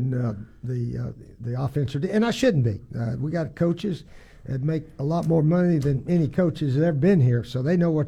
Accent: Tennessee, United States; moved away; I'm from Tennessee

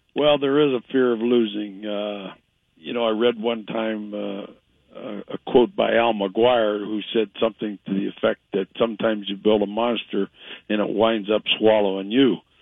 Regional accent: Ohio, United States; moved away; I grew up in Ohio

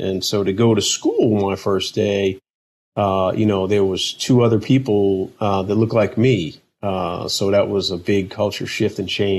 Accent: Boston, Massachusetts, United States; moved away as an adult; So I grew up in Dorchester, just on the other side of Dorchester where the brothers from … were living.

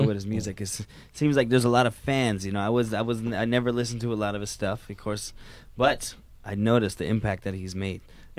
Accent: Makiki, Hawaii, United States; now in Ewa Beach, United States; Nice to meet y'all. I'm from Makiki.

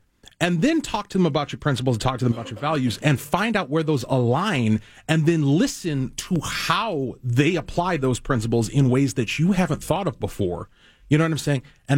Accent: Texas, United States; I'm from Texas.

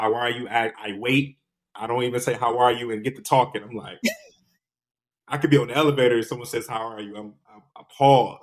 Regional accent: Detroit, Michigan, United States; moved away; also born or lived in East Coast; I'm born and raised in Detroit. And when I moved to the East Coast

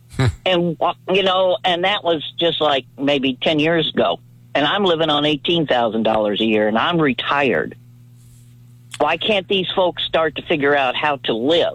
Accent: Missouri, United States; I'm from Missouri, I don't get it.

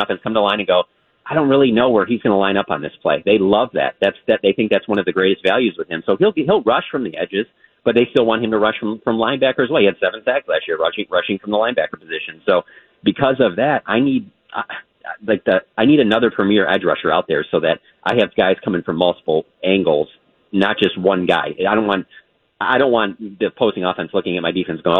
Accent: Michigan, United States; when I was growing up in Michigan

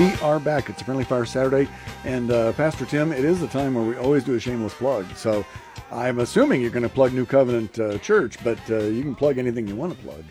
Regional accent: Lincoln, Nebraska, United States; I grew up in Lincoln as a kid

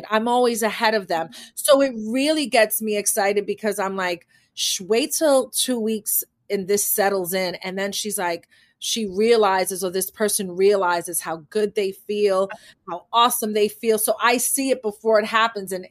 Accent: Manhattan, New York, United States; born there; I was born in Manhattan, so it doesn't matter that I was born in what you know in a poor neighborhood in Manhattan

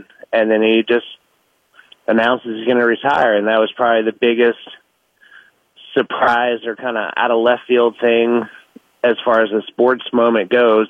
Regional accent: Mississippi, United States; now in Nashville, United States; I grew up in Mississippi

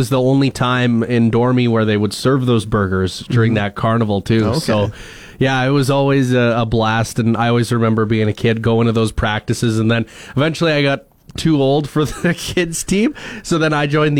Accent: Wakaw, Saskatchewan, Canada; my hometown, Waka

